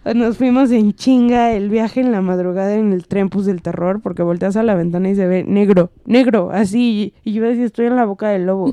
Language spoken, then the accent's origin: Spanish; Mexico; en México ya estamos muy maleados